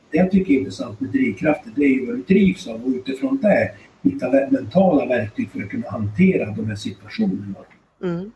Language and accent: Swedish; Styrnäs, Västernorrland County, Sweden; I den bygd jag växte upp i Styrnäs